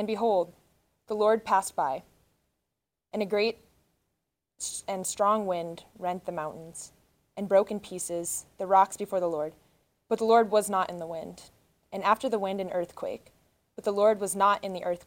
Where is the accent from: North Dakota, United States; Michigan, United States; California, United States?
North Dakota, United States; moved away as an adult; now in Denver, United States; I'm originally from North Dakota